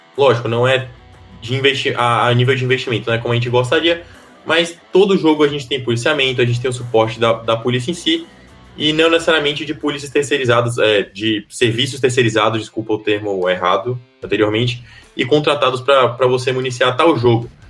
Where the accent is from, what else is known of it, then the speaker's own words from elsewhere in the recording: Salvador, Bahia, Brazil; A gente tem o clube da minha cidade natal, o Esporte Clube Bahia